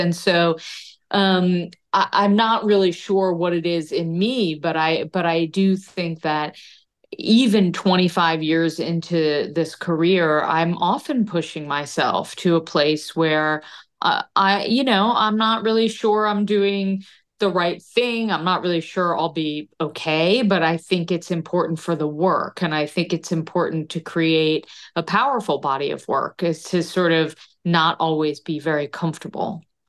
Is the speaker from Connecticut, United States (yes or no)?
yes; Connecticut, United States; growing up in Connecticut